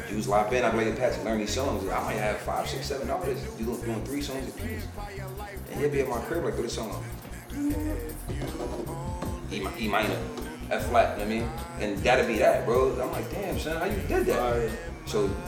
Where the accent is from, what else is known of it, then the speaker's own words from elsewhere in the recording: New York City, New York, United States; I'm from Harlem